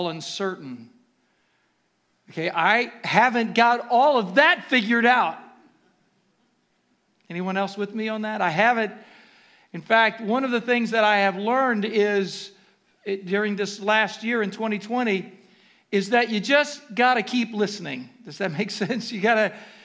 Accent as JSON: {"language": "English", "region": "Ohio", "country": "United States", "tie": "born or raised there", "moved": "yes", "said": "Growing up in Ohio"}